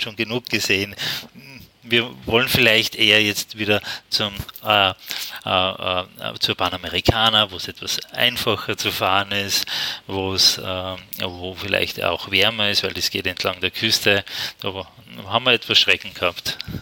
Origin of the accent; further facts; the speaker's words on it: Austria; Und ich als Österreicher